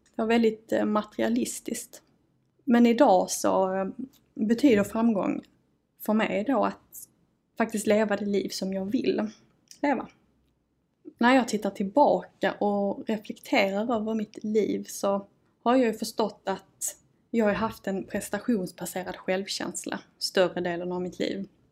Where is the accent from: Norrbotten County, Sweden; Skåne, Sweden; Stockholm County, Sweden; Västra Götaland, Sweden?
Skåne, Sweden; Malmö; accent: broad Scanian (grov skånska); Jag ehm, kommer och eh, bor i Malmö. Då hör man kanske på dialekten. Ehm, jag har faktiskt alltid fått höra att jag har en ganska grov skånska.